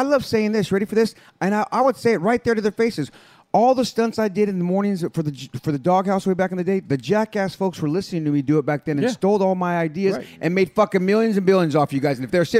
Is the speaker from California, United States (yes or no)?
yes; San Jose, California, United States; It's … from the place to be. I'm born and raised in East San Jose.